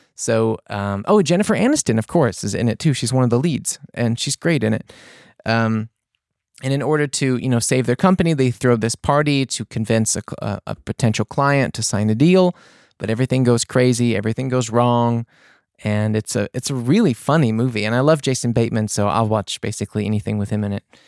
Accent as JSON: {"language": "English", "region": "the South", "country": "United States", "said": "I'm from the South"}